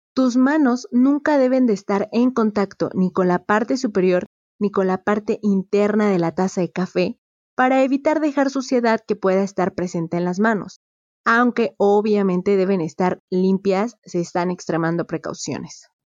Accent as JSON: {"language": "Spanish", "country": "Mexico", "said": "Yo soy de México"}